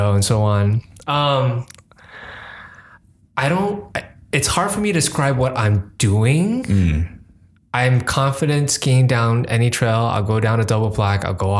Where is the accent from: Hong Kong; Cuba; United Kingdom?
Hong Kong; English is a second language; also born or lived in New York; now in Bay Area, United States; From Hong Kong. English is my second language